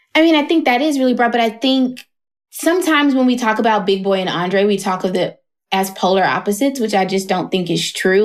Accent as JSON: {"language": "English", "town": "Atlanta", "region": "Georgia", "country": "United States", "tie": "born or raised there", "said": "I moved away from Atlanta for a little bit"}